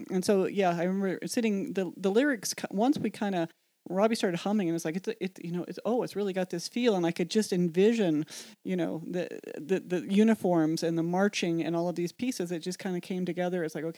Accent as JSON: {"language": "English", "region": "Colorado", "country": "United States", "tie": "born or raised there", "also_born_or_lived": "North Carolina", "moved": "as an adult", "said": "for me, growing up in Colorado, I always kind of had this privileged mindset."}